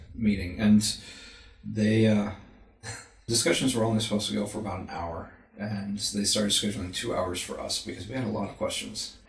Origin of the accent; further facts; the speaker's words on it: Texas, United States; moved away as an adult; also born or lived in Florida / Illinois / Virginia; now in Utah, United States; I grew up in Texas